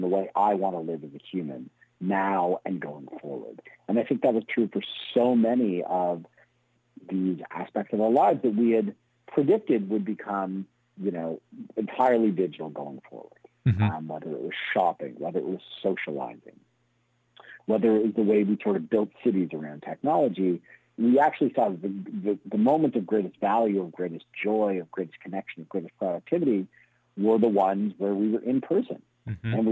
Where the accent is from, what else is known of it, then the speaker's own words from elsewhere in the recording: Toronto, Ontario, Canada; also born or lived in Montreal; I grew up in Toronto, but I went to university in Montreal.